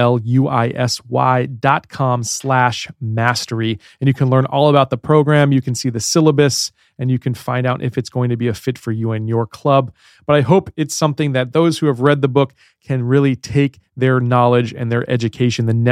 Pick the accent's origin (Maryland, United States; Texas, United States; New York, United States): Maryland, United States; Baltimore; accent: Baltimore; I have a little bit of a Baltimore accent